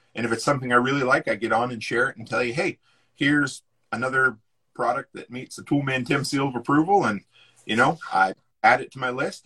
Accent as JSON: {"language": "English", "region": "East Coast", "country": "United States", "tie": "born or raised there", "said": "I grew up on the East Coast"}